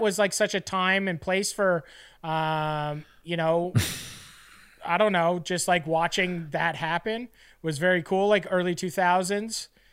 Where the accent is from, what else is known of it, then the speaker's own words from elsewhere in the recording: Fort Erie, Ontario, Canada; a kid growing up in Fort Erie